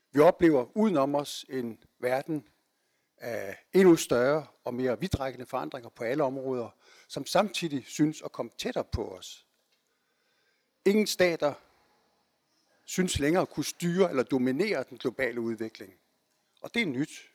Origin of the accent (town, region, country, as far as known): Denmark